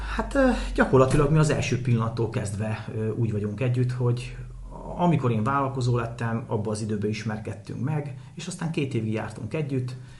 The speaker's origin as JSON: {"language": "Hungarian", "town": "Hajmáskér", "region": "Veszprém County", "country": "Hungary", "tie": "born or raised there", "said": "Én hajmáskéren nőttem föl egy faluba tyúkok, kacsák, disznók, tehenek, lovak"}